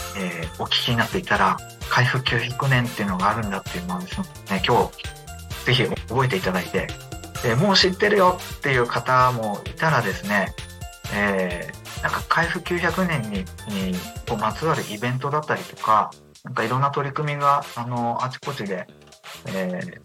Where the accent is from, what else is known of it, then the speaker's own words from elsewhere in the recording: Akita, Japan; 秋田県出身なんですけど